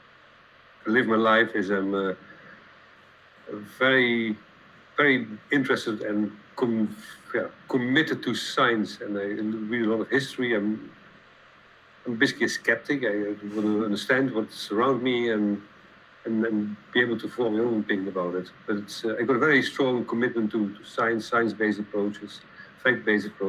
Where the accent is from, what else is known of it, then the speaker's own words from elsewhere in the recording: Limburg, Netherlands; English is a second language; moved away; I grew up in a remote area in the Netherlands, as far as you can get remote in the Netherlands, in the southeast, which was a coal mining area.